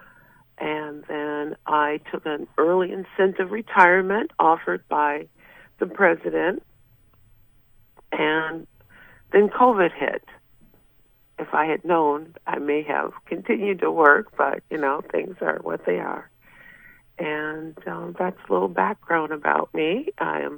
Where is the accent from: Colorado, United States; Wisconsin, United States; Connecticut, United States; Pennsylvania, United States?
Wisconsin, United States; moved away as an adult; also born or lived in Fredonia, New York; now in New York, United States; I was born and raised in Wisconsin